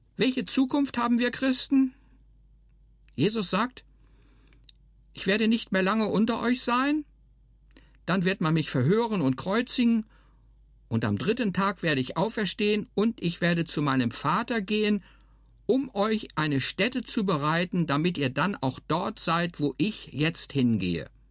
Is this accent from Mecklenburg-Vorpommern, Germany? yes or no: no; Hermannsburg, Lower Saxony, Germany; now in Marzhausen, Germany; Ich bin in Hermannsburg in der Lüneburger Heide aufgewachsen.